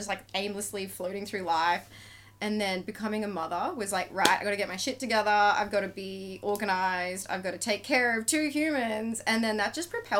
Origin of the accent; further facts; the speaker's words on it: Beaudesert, Queensland, Australia; now in Gold Coast, Australia; I grew up in Bow Desert. I like to call it beautiful desert